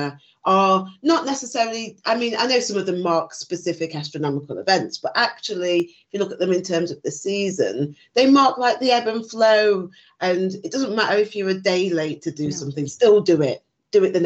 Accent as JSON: {"language": "English", "area": "Nottinghamshire", "region": "East Midlands", "country": "United Kingdom", "tie": "born or raised there", "said": "growing up in the UK, I grew up in Nottinghamshire."}